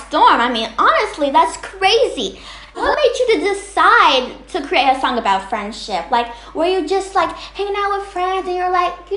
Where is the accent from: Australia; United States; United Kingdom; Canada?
United States; Texas; now in Los Angeles, United States; I'm originally from Texas, but I moved to Los Angeles